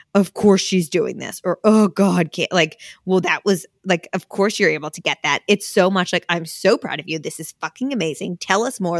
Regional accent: New Jersey, United States; moved away as an adult; also born or lived in Pennsylvania; now in New York, United States; I grew up in New Jersey, I went to college in Pennsylvania, and we all ended up in New York

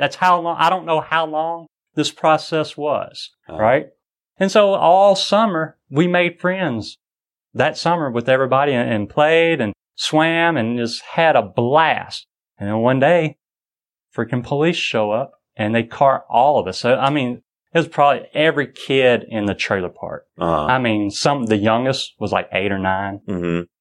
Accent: United States; I'm a Christian, i uh, raised a Baptist, and I'm an American

